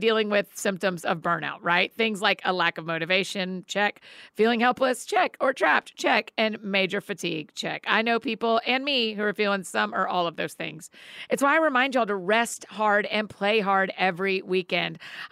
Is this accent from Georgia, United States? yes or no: yes; Marietta, Georgia, United States; my hometown of Marietta, Georgia